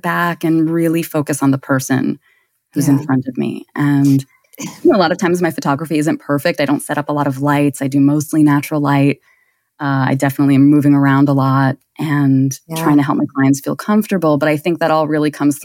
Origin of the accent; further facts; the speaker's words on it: New York City, New York, United States; I am in Brooklyn, New York. I am born and bred here.